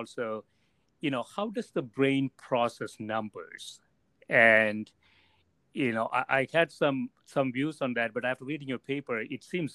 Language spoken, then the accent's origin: English; South India, India; English is a second language; I grew up in South India. I started picking up English when I was 20, 21 years old.